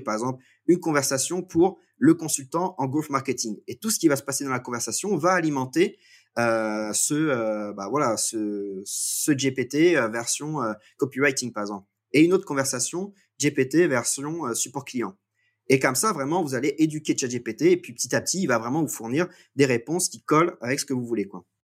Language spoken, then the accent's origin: French; Guingamp, Brittany, France; je suis euh, français, breton même. je vis en fait je viens de, de Guingamp qui est une ville de, 7000 habitants